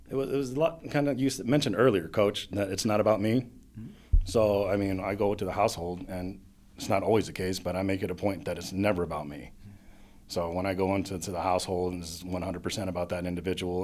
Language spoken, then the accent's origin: English; Monterey, California, United States; also born or lived in New York; now in Pittsburgh, United States; I grew up in Monterey, California, or Monterey mm-hmm. County, California, and then I found my way out here about 14 years ago